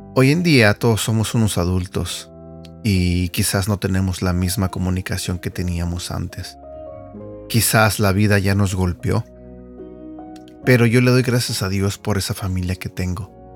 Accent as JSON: {"language": "Spanish", "country": "Mexico", "tie": "born or raised there", "said": "yo crecí eh, en México con mis hermanos y mi mamá"}